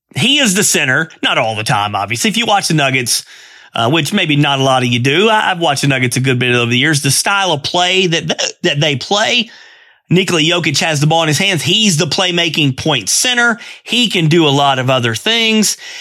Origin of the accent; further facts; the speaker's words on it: Altoona, Pennsylvania, United States; I'm from Altoona. I'm, I live in, uh, Altoona